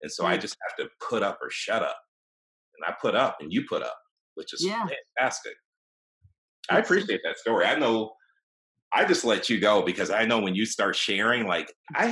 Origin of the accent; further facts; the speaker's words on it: Cleveland, Ohio, United States; moved away; also born or lived in Austin; growing up in Cleveland, Ohio, after my parents got divorced, we moved in with my grandfather